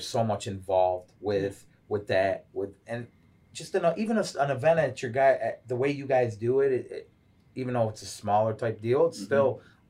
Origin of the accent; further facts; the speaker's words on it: Chicago, Illinois, United States; moved away; also born or lived in Westland, Michigan / Garden City, Michigan; I was born in Chicago, born and raised.